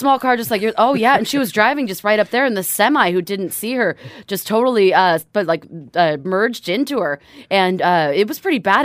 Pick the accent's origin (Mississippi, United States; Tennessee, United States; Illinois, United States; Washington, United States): Washington, United States; Bremerton; moved away; I myself am a proud Bremelo, which means I hail from Bremerton, Washington